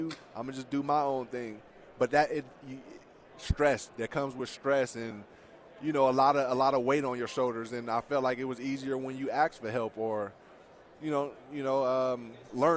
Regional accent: San Francisco, California, United States; also born or lived in Oakland; now in San Diego, United States; I'm from San Francisco, live in San Diego

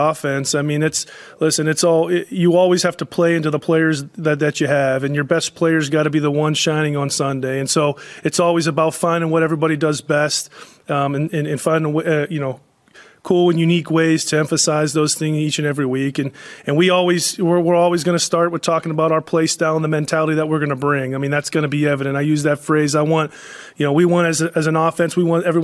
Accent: Pittsburgh, Pennsylvania, United States; moved away; I grew up in Pittsburgh

